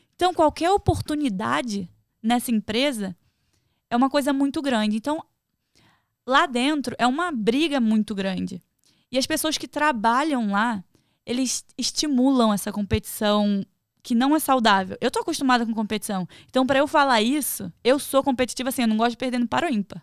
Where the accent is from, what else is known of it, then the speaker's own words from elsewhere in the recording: Rio de Janeiro, Brazil; moved away as an adult; now in United States; eu sou do Rio